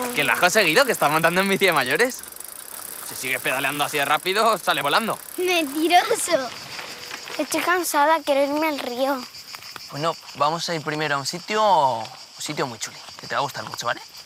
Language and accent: Spanish; Seville, Andalusia, Spain; yo, soy de Sevilla